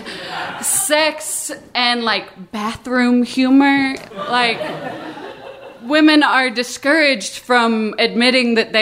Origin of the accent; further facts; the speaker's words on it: the South, United States; I grew up in the South going to a Presbyterian church every week